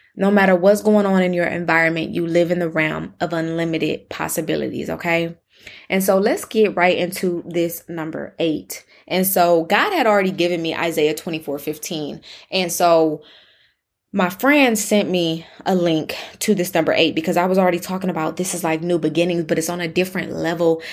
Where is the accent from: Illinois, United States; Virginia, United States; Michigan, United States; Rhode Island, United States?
Michigan, United States; now in Texas, United States; in Michigan, my home state